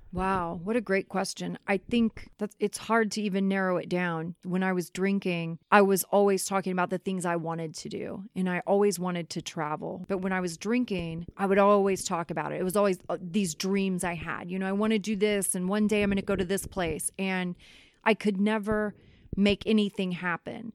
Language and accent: English; Kansas City, Missouri, United States; moved away as an adult; also born or lived in Los Angeles; I was born and raised in Kansas City. I lived in Los Angeles, and now I'm back in Kansas City.